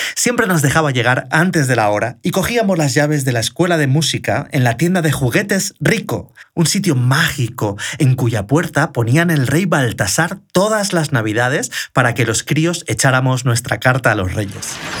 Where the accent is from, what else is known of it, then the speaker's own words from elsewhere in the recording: Elche, Valencian Community, Spain; mi pueblo exporta tanto talento cultural, además de calzado